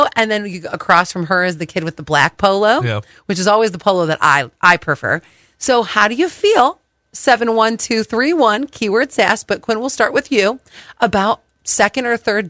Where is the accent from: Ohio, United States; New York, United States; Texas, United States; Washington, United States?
Ohio, United States; Cleveland; It was filmed in my hometown. And that's why they have the Christmas Story house there.